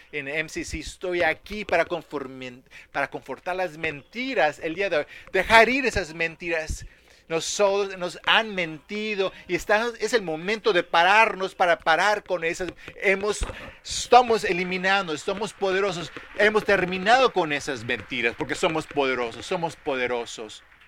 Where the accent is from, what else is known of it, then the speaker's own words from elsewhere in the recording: Dallas, Texas, United States; como niño creciendo en Dallas, Texas